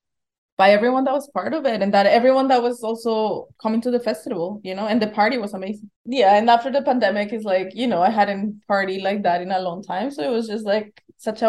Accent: Bogotá, Colombia; moved away; We come from Bogota, and while we were growing up there

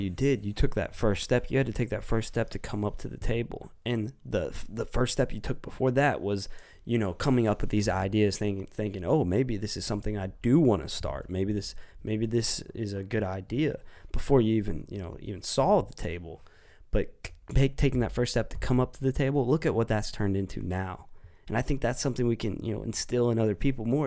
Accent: United States; being an American

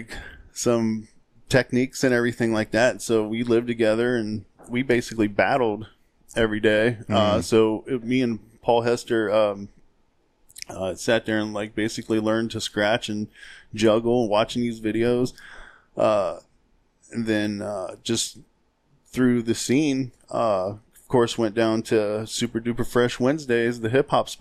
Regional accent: Ohio, United States; I grew up in Pickwell, Ohio

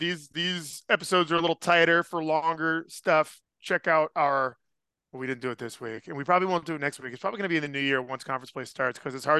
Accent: Petaluma, California, United States; my hometown of Petaluma.

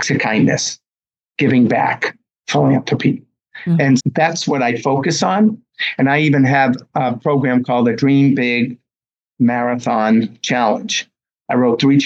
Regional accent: Medford, Massachusetts, United States; also born or lived in Boston; my hometown of Medford, Mass, this past September, named the high school track after me

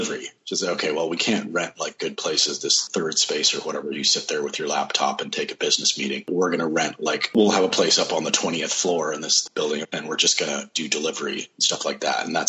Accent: Arlington, Virginia, United States; moved away as an adult; also born or lived in Washington, D.C. / Atlanta / Ecuador; I was born in Washington, D.C., Georgetown University Hospital, and I lived in Arlington, Virginia, also a little suburb right across the river

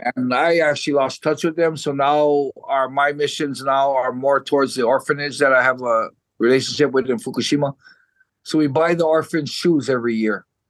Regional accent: Hawaii, United States; moved away as an adult; now in Japan; I was born in 1967, and I I grew up in Hawaii all the way till I was 23 years old.

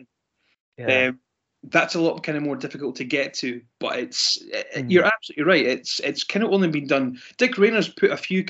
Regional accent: Scotland, United Kingdom; I'm Scottish

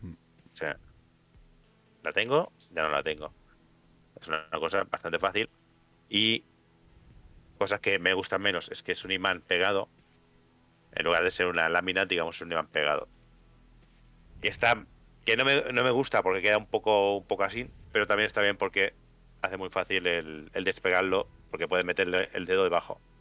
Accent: Spain; los españoles no sabremos hablar inglés

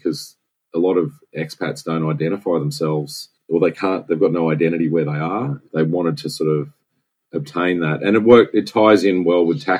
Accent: Sydney, New South Wales, Australia; moved away as an adult; also born or lived in Singapore; I was born in Sydney, and I grew up on the north side of Sydney.

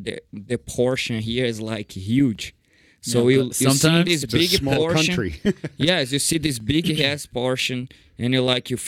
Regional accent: Brazil; now in United States; I was raised in Brazil

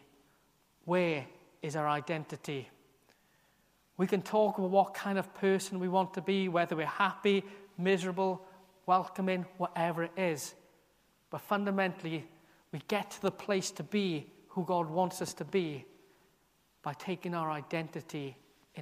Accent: Merthyr Tydfil, Wales, United Kingdom; now in Aberystwyth, United Kingdom; I was born in Merthyr, but now Aberystwyth is a strong part of my identity, a strong part of who I am now, something I chose to do, to move here

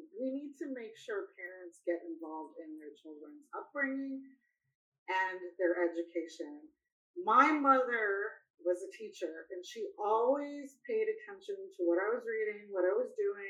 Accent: China; moved away; I came from China, but that's what they're calling it at Davos now.

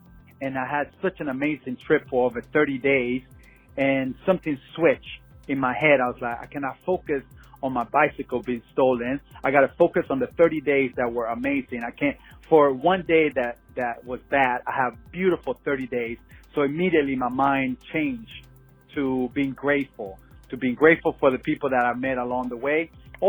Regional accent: Panama; now in Phoenix, United States; But on a personal level, I grew up in Panama and always wanted to do a trip from here to Panama through Mexico. Currently, I'm living in Phoenix

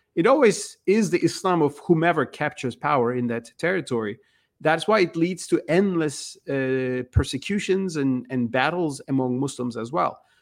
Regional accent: Turkey; moved away as an adult; now in United States; I was born and raised in Turkey

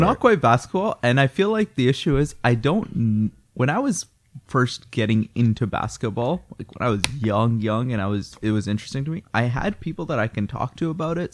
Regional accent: Chicago, Illinois, United States; now in Canada; I'm actually from Chicago

